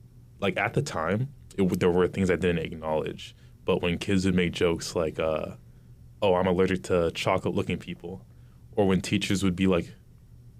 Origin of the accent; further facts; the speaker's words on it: Wilmington, Massachusetts, United States; I also grew up in Wilmington very sheltered